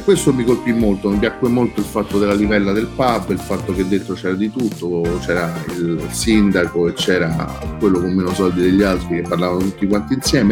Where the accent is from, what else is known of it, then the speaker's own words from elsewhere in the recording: Rome, Lazio, Italy; also born or lived in Midleton, Cork, Ireland; Io vengo da San Giovanni, insomma, uno di San Giovanni di Roma, un quartiere in cui ci stava un cortile